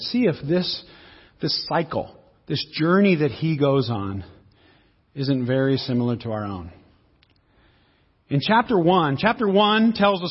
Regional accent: Seattle, Washington, United States; Where do you come from? I come from Seattle. What do you do? I'm an author and a speaker, right? What is your people? Well, I'm Italian, I'm Swedish, I'm Portuguese, I'm English, I'm Irish.

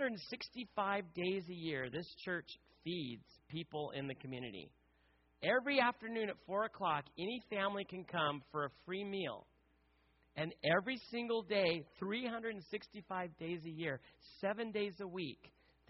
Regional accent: United States

